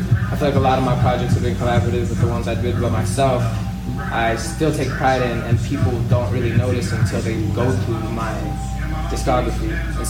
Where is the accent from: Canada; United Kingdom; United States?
United States; Las Cruces, New Mexico; originally from here, Las Cruces, New Mexico, born and raised. I've never lived anywhere else